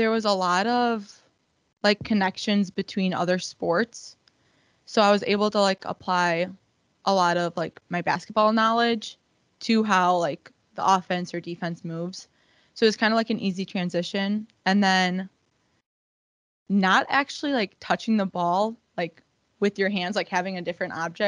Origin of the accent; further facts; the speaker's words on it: Waukesha, Wisconsin, United States; I am from Waukesha. I went to Waukesha West